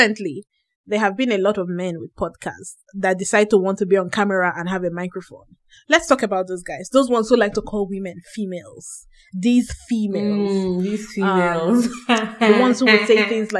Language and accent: English; Nigeria; moved away; moving to this country, I went from being a Nigerian woman